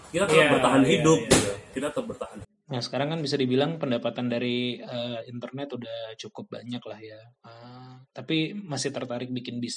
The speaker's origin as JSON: {"language": "Indonesian", "town": "Palembang", "region": "South Sumatra", "country": "Indonesia", "tie": "born or raised there", "lives_now": "Solo, Indonesia", "said": "jadi saya asli Palembang tapi sekarang lagi Solo tinggal di Solo"}